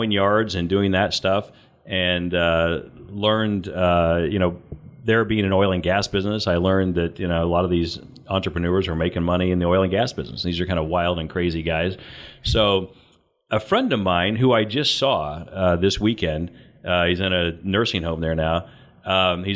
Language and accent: English; Mount Carmel, Illinois, United States; moved away as an adult; also born or lived in Tennessee; I was born and raised in Southern Illinois, a little town called Mount Carmel